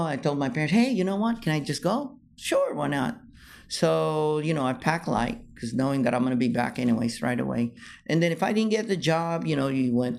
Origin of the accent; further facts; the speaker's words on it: California, United States; And then they like it because I was from California.